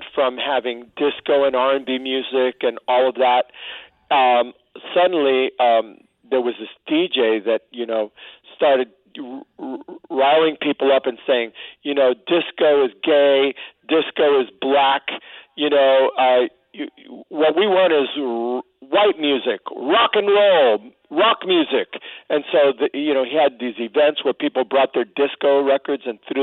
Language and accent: English; Miami, Florida, United States; moved away; I came from Miami, the projects of Miami